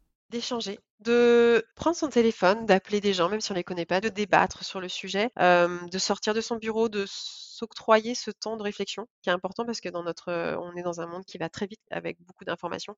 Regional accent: Vendée, Pays de la Loire, France; moved away as an adult; also born or lived in Lyon / Shanghai; de retour au, au, en Vendée, cette fois-ci, puisque lui a trouvé du travail, heu, pas très loin de ma ville natale.

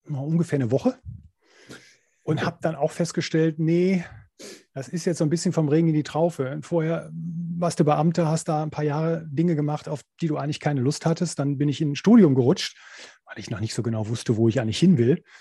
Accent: Wuppertal, North Rhine-Westphalia, Germany; born there; also born or lived in Cologne; bin dann nach Köln gegangen, also von Wuppertal aus, da wo ich geboren bin, bin dann nach Köln gegangen

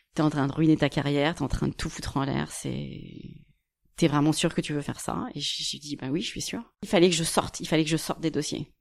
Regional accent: Cergy-Pontoise, Île-de-France, France; also born or lived in Chicago, United States / Washington, United States / New York, United States; une formation à côté de chez moi, à Cergy Pontoise

